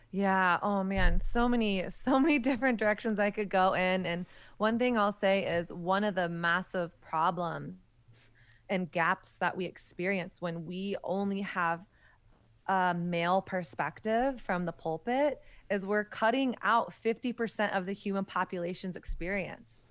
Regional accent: the South, United States; moved away as an adult; now in New York City, United States; I grew up in Southern Christian culture in the height of the purity movement

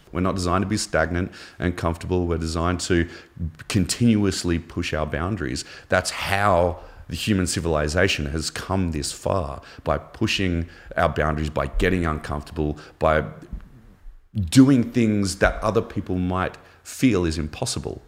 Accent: Canberra, Australian Capital Territory, Australia; also born or lived in Melbourne, Victoria; we moved to Canberra. uh, capital of Australia when I was ten. We moved from Melbourne

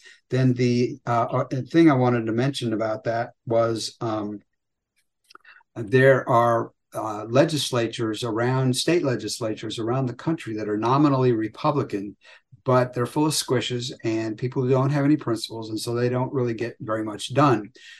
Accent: Virginia, United States; my home state of Virginia. We fought Medicaid expansion here in Virginia

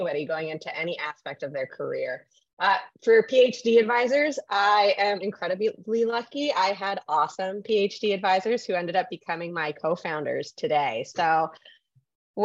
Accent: San Francisco, California, United States; I am a San Francisco native. This is my hometown

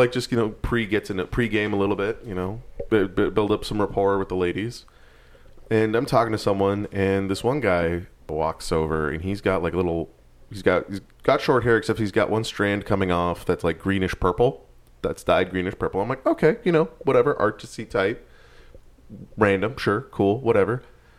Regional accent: New York, United States; I'm from New York, and it's so hard to meet people here.

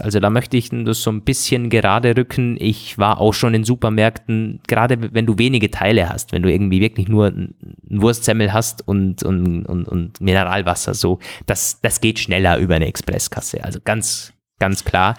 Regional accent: Germany; Bodensee-Region, wo ich herkomme

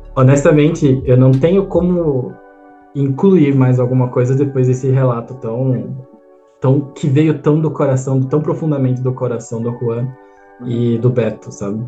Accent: Brazil; como brasileiro, a gente tem uma responsabilidade

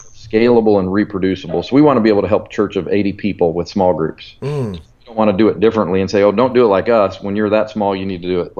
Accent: Colorado, United States; moved away as an adult; now in Alabama, United States; Pastor Chris was my youth pastor 26 years ago out in Colorado where I grew up.

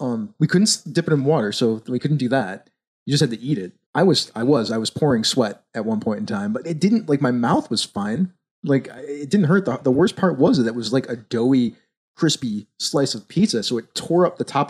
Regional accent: Buffalo, New York, United States; We're from Buffalo

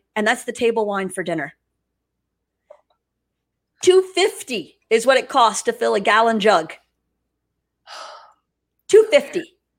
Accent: Louisiana, United States; I'm from Louisiana

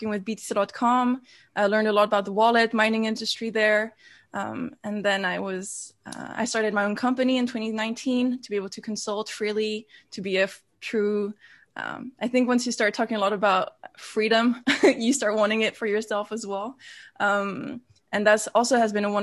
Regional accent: Switzerland; moved away as an adult; now in Amsterdam, Netherlands; I live between, now I live fully in Amsterdam, but originally most of my life has been in Switzerland

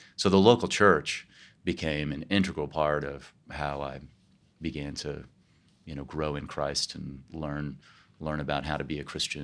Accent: Kansas, United States; moved away as an adult; also born or lived in New York; now in California, United States; I grew up in Kansas and uh, outside of Kansas City

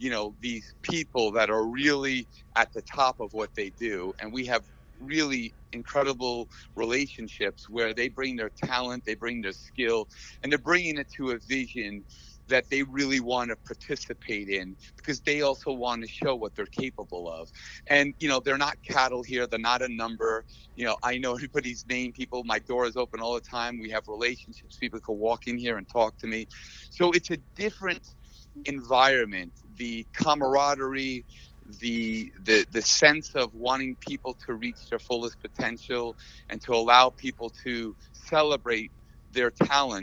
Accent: New York, United States; now in Las Vegas, United States; I'm from New York as well

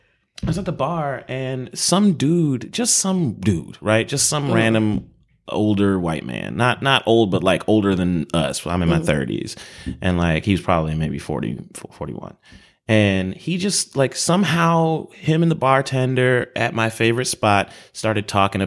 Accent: Chicago, Illinois, United States; I mean, we're in the Midwest. We're both from Chicago.

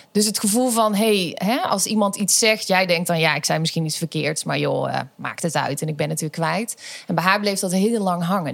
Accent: Schijndel, North Brabant, Netherlands; geboren en getogen in Schijndel

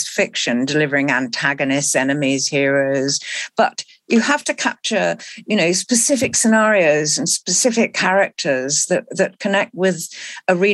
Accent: Malaysia; moved away; I was born in Malaysia and lived there as a child.

